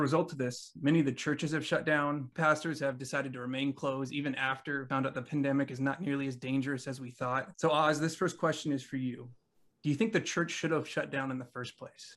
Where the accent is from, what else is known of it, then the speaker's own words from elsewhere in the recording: California, United States; I'm from California